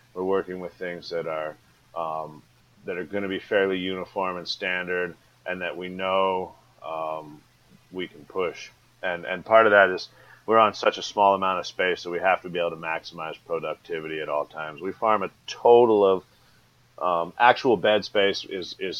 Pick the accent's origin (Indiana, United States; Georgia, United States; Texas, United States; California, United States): California, United States; Laytonville; I live on Bell Springs Road, which is about 10 miles north of Laytonville, Give or take as the crow flies, 5, maybe 8 miles south of the Humboldt County border, northern Mendocino. My folks are old school back to the landers, so they moved out of the Bay Area. Pops bought the land in 75. They moved up in 1982. They moved up in May. I was born in September.